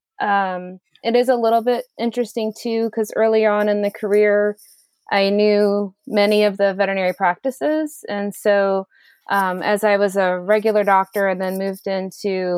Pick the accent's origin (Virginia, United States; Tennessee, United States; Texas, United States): Virginia, United States; Leesburg; I was born in Leesburg, Virginia, in Loudon County